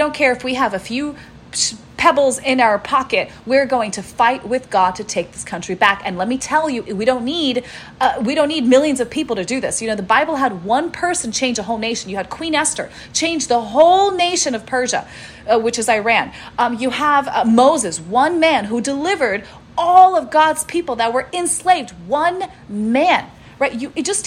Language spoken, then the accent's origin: English; Russia; I'm Russian. My dad is Ukrainian.